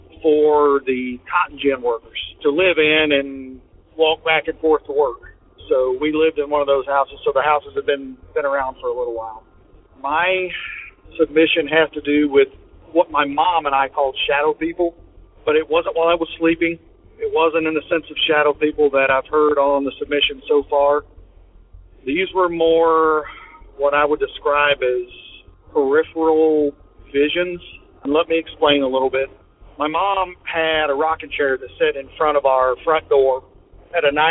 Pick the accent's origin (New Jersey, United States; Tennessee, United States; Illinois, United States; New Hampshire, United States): Tennessee, United States; from Tennessee